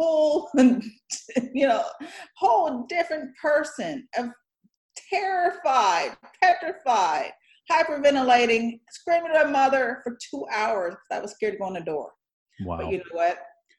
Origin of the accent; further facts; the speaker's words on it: Detroit, Michigan, United States; born there; I was born in Michigan, actually, in Detroit, Michigan.